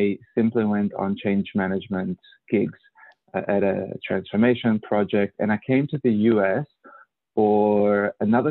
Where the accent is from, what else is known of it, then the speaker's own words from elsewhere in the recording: Mexico; moved away as an adult; also born or lived in Australia; now in California, United States; I'm Australian by choice, meaning that I grew up mostly in Mexico and Australia, and I went to Australia when I was 21.